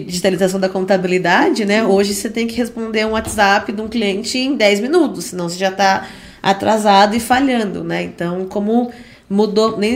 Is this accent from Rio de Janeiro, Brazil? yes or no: no; Indaiatuba, São Paulo, Brazil; Nascida e criada em Dayatuba, desde 94